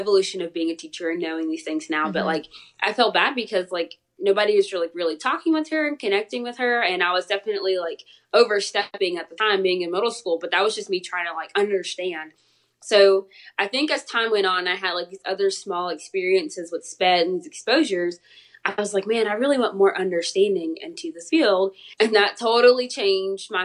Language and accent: English; Columbus, Georgia, United States; I went to Columbus State University. It's right here in my hometown